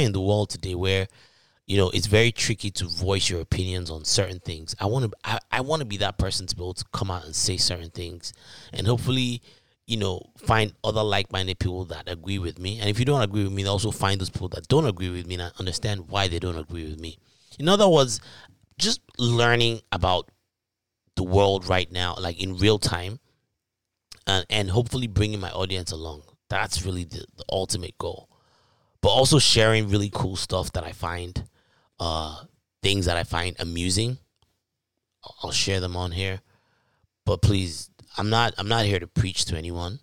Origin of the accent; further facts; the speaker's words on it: Ibadan, Oyo, Nigeria; moved away; back in high school in Nigeria. For those that don't know, if you can't tell from my accent, I'm from Nigeria. Town called Ibadan